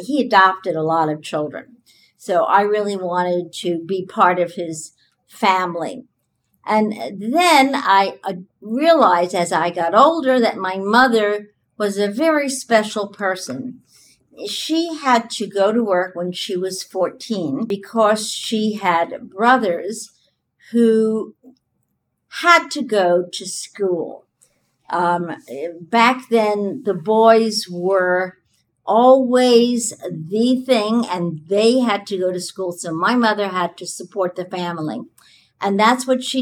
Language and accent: English; New York City, New York, United States; moved away; I actually loved the life I lived in the Bronx.